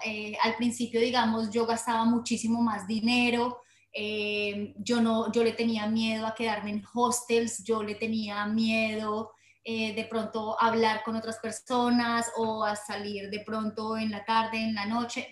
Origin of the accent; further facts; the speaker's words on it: Colombia; moved away as an adult; Soy colombiana, nata, nacida en colombiana, pero mi corazón realmente pertenece al mundo entero, o sea, nací para recorrer el mundo y entonces eh, nata en Colombia